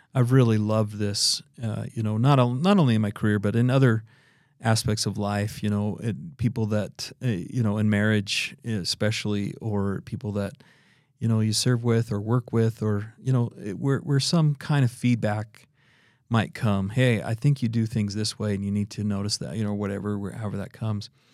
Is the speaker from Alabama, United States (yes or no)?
no; Idaho, United States; now in Utah, United States; I'm originally from Idaho